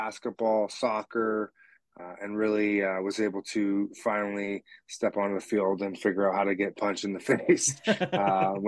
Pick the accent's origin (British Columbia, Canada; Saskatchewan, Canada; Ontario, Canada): British Columbia, Canada; Richmond; born and raised in Richmond, BC